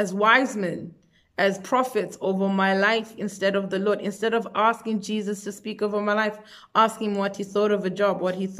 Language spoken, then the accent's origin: English; South Africa; I'm myself from South Africa